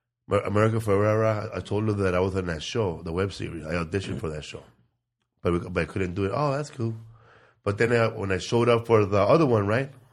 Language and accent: English; Sinaloa, Mexico; I'm from Sinaloa, man. We have Guamuchiles.